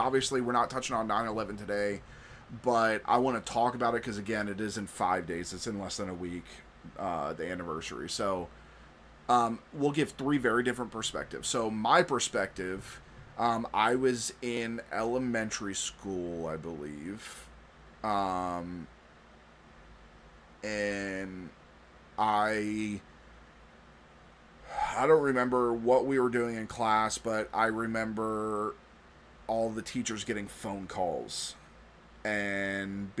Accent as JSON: {"language": "English", "town": "Vero Beach", "region": "Florida", "country": "United States", "tie": "born or raised there", "said": "the hijackers trained at a flight school in my hometown"}